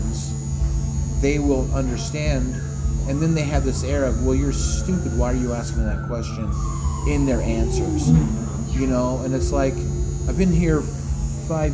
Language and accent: English; Elgin, Oregon, United States; I grew up in Elgin, Oregon